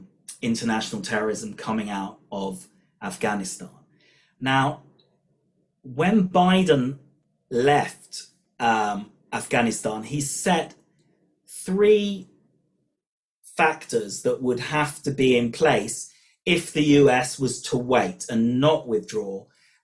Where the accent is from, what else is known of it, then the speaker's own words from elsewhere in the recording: United Kingdom; accent: British; moved away as an adult; now in Israel; my British accent hasn't disappeared despite living in Israel for over 20 years